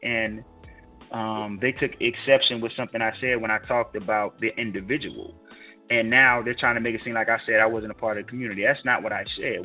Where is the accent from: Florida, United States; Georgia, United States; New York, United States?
Georgia, United States; which is in my home state